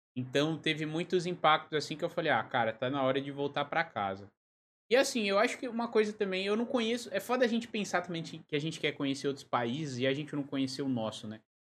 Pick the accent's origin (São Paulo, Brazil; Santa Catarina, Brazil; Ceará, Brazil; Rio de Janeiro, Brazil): São Paulo, Brazil; also born or lived in Lisbon, Portugal; now in Joinville, Brazil; Eu sou de São Paulo, mas eu moro em Joinville